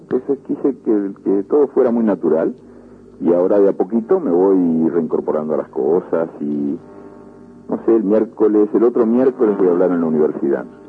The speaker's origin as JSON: {"language": "Spanish", "region": "Montevideo", "country": "Uruguay", "tie": "born or raised there", "also_born_or_lived": "La Aguada, Montevideo / Madrid, Spain", "moved": "as an adult", "said": "Nací en La Guada y me crié en, el buceo."}